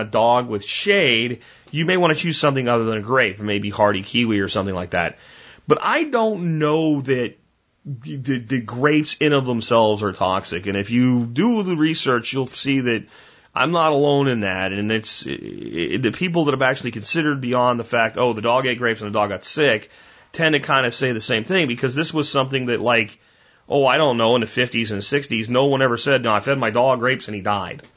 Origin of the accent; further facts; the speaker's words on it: Pennsylvania, United States; the street that I grew up in Pennsylvania had grapevines